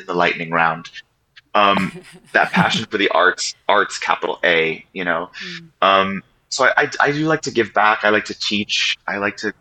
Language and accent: English; New York City, New York, United States; I grew up on the Upper East Side of Manhattan